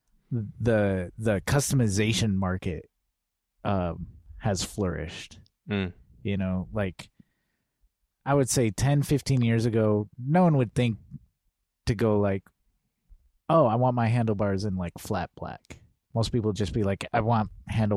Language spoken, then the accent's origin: English; Michigan, United States; now in Portland, United States; I grew up in Michigan. All my family's in Southeast Michigan